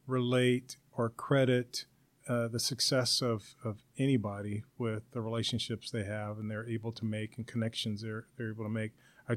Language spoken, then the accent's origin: English; Los Angeles, California, United States; also born or lived in La Puente, California; I grew up in South Central Los Angeles back in the 1960s and 70s. And after the Watts riots, I had a chance after a few years to move out to La Puente, California, which is about 30 miles east of L.A.